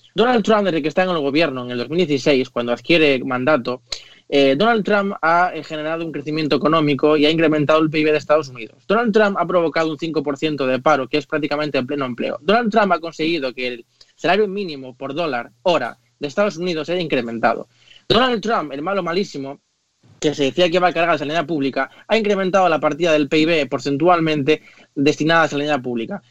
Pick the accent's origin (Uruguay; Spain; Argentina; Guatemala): Spain; como español y como europeo